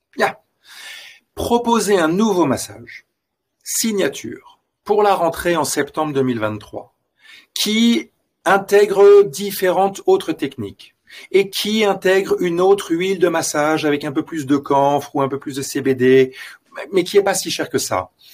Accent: France; also born or lived in Los Angeles; now in Belgium; je suis français et je vis en Belgique

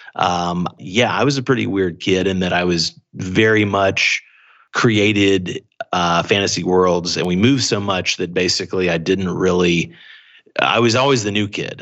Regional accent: Atlanta, Georgia, United States; moved away as an adult; also born or lived in Anniston, Alabama / Los Angeles; now in Beijing, China; I really grew up half in Atlanta or around that area and then half in this small town in Alabama called Anniston

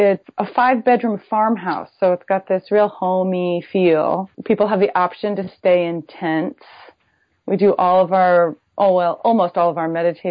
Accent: Buffalo, New York, United States; moved away as an adult; also born or lived in New Haven, Connecticut / San Francisco, California; I grew up in Buffalo, New York

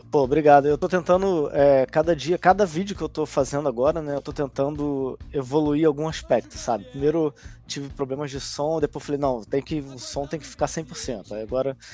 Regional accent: Brazil; now in Poland; como brasileiro morando aqui

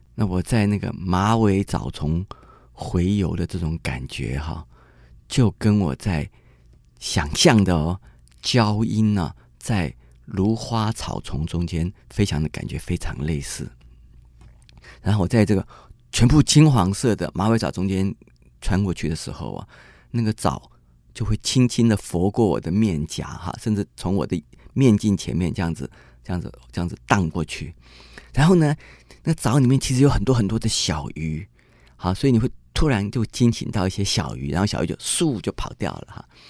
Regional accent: Taipei, Taiwan; 我是台北人

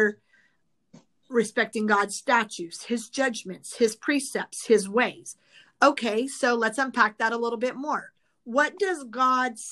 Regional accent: Midwest, United States; now in California, United States; I grew up in the Midwest

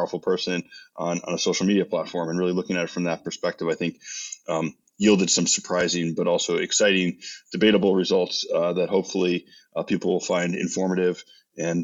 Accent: United States; as American

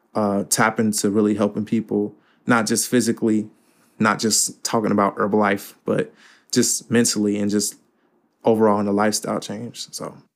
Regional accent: Cincinnati, Ohio, United States; also born or lived in Fort Wayne, Indiana; I live in Cincinnati all my life

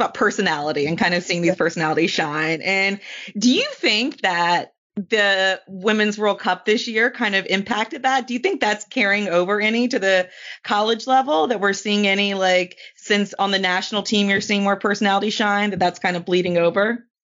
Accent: North Carolina, United States; I'm from North Carolina

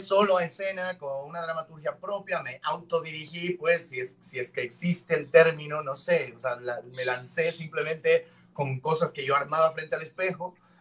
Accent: Cuenca, Azuay, Ecuador; now in Guayaquil, Ecuador; Yo no soy oriundo de Guayaquil, yo nací en Cuenca, yo nací en la montaña.

